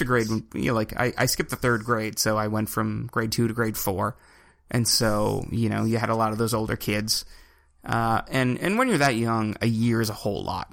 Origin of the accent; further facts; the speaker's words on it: Evanston, Nova Scotia, Canada; I come from Cape Breton. So, like, we're talking 150 people